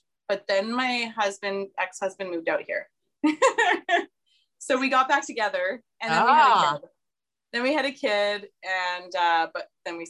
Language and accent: English; Saskatchewan, Canada; now in British Columbia, Canada; I'm from Saskatchewan where it's flat.